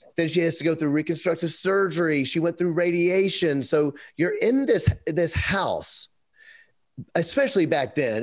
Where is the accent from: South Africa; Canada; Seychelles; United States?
United States; Memphis, Tennessee; We're from Memphis